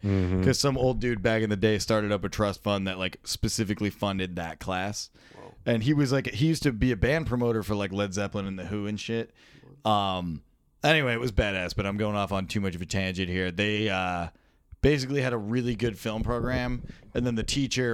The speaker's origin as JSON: {"language": "English", "town": "Dearborn", "region": "Michigan", "country": "United States", "tie": "born or raised there", "said": "I'm from Dearborn"}